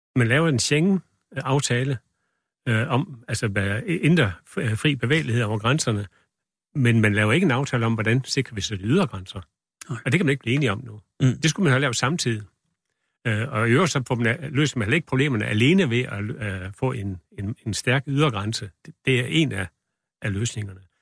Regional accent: Denmark; vi er også fra Danmark

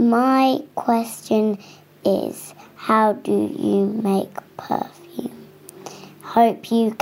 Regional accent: England, United Kingdom; I am 6 years old and I am from England

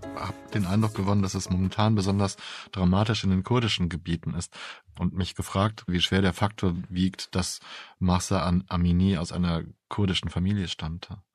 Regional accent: Germany; bei uns in Deutschland

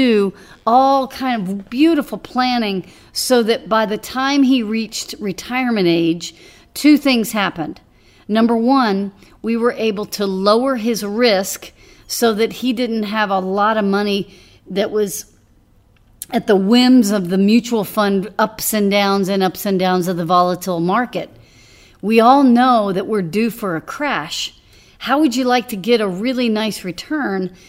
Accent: Dallas, Texas, United States; moved away; I grew up in Dallas, and when I was growing up, I would drive from the Louisville area, the Denton area

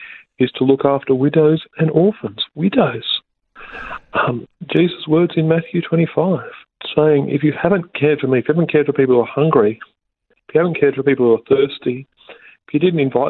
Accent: Australia; as an Australian

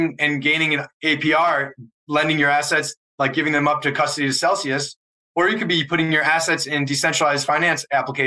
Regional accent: Wisconsin, United States; moved away as an adult; also born or lived in Chicago; I grew up in Wisconsin

